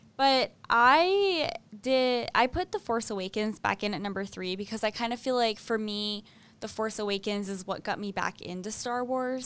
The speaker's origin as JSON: {"language": "English", "region": "Maine", "country": "United States", "tie": "born or raised there", "said": "when my brother and I were little and we were growing up in Maine"}